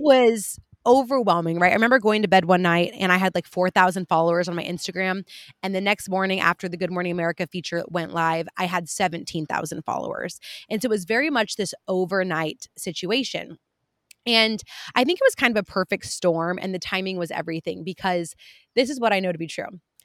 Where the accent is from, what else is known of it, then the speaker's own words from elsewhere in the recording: California, United States; I'm from California